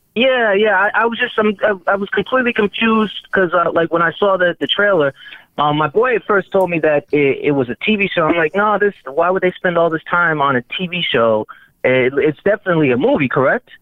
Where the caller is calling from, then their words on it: Rhode Island, United States; I'm calling from Rhode Island